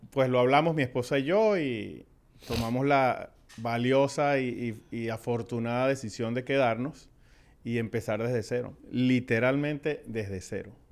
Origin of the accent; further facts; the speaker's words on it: Venezuela; moved away as an adult; Llegamos de Venezuela, como dijimos, hace 18 años, eh, de luna de miel.